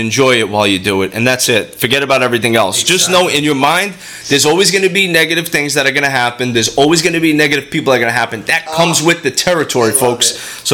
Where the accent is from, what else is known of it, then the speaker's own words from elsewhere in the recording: New York City, New York, United States; from my hometown, Brooklyn